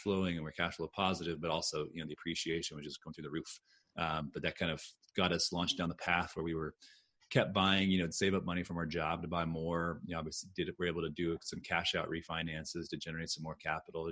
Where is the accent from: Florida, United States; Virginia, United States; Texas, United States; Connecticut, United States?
Texas, United States; Austin; moved away; I grew up in Austin. I moved back here in 2007.